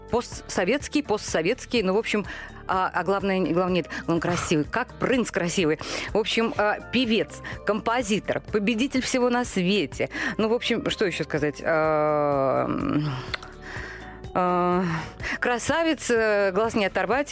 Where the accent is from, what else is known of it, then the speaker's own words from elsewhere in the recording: Saratov, Saratov Oblast, Russia; moved away; я бы человек провинциальный, да, я из Саратова